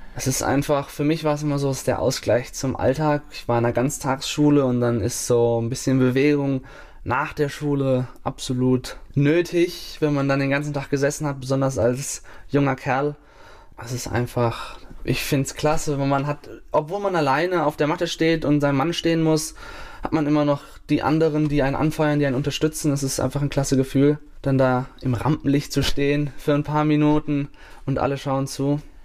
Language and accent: German; Bavaria, Germany; moved away; es ist ein kleines Dorf gewesen, wo ich aufgewachsen bin